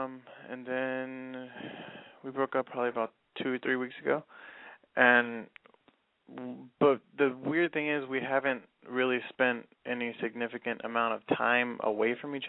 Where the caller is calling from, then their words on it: Inland Empire, California, United States; I'm calling from the Inland Empire, and I'm 21.